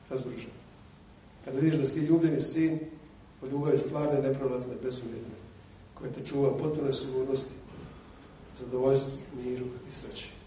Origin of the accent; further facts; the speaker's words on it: Bosnia & Herzegovina; kod nas u Bosni